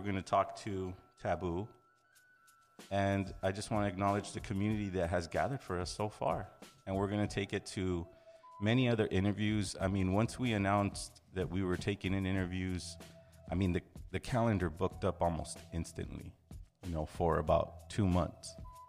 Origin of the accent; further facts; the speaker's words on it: Los Angeles, California, United States; El Vu is a hip hop, you know, artist from Los Angeles. You know, we're artists from Los Angeles.